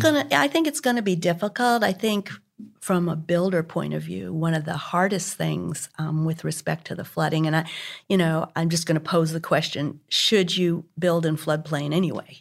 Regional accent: Hartford, Connecticut, United States; now in Houston, United States; when I was about eleven, and growing up in Hartford, Connecticut, outside of Hartford

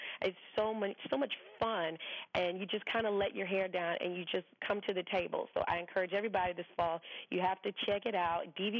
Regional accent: the South, United States; But, I mean, growing up in the South, I mean, we barbecue year-round.

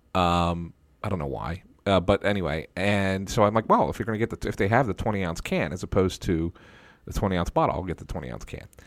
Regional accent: Philadelphia, Pennsylvania, United States; I grew up in Philadelphia

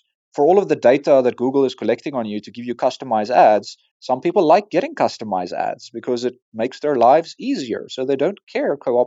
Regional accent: South Africa; As a South African and an African

